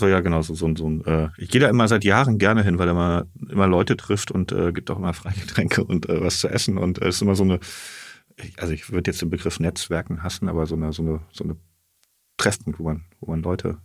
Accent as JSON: {"language": "German", "town": "Asbach", "region": "Rhineland-Palatinate", "country": "Germany", "tie": "born or raised there", "also_born_or_lived": "Siegburg", "moved": "yes", "said": "Ich bin in Siegburg geboren, in mhm. der Nähe von Bonn, genau. Und dann auf dem Dorf Asbach aufgewachsen. Das ist jetzt so knapp hinter der Grenze Rheinland-Pfalz."}